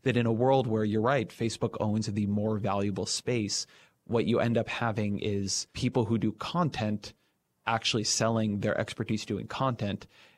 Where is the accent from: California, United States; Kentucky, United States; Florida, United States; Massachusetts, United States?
California, United States; I grew up in Orange County, so the LA Times or the OC Register